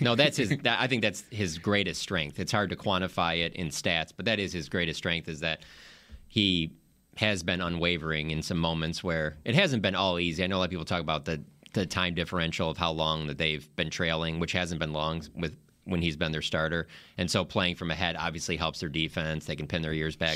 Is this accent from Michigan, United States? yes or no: yes; Detroit, Michigan, United States; moved away; growing up in Detroit